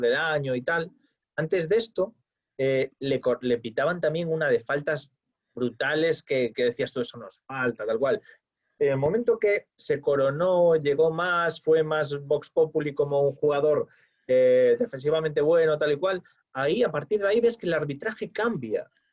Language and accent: Spanish; Spain; yo soy español